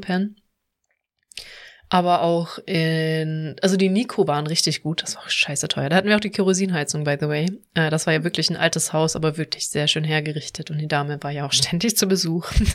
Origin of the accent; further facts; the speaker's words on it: Baden-Württemberg, Germany; moved away; also born or lived in Cologne; ich komme ja aus dem Süden aus Baden-Württemberg